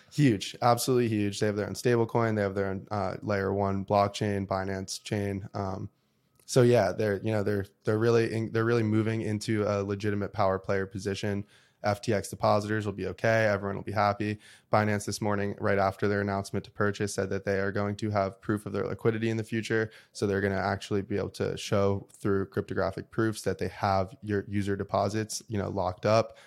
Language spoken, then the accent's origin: English; United States; as an American and as, like, a patriot